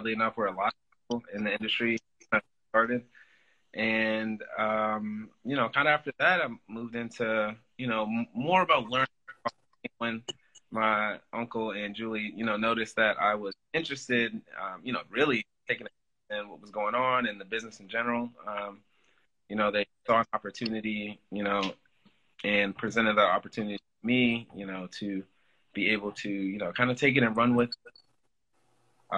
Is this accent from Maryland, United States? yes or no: yes; Silver Spring, Maryland, United States; I'm born and raised in Silver Spring, Maryland